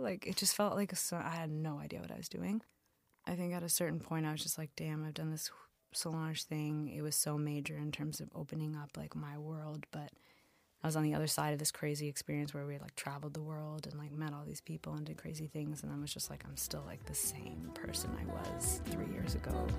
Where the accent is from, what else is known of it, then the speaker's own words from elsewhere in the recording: London, Ontario, Canada; moved away as an adult; also born or lived in Montreal; I went home to London, Ontario that summer